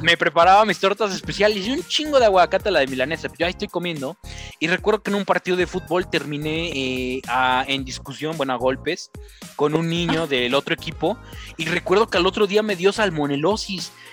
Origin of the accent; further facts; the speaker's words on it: Tlaxcala, Mexico; soy de Tlaxcala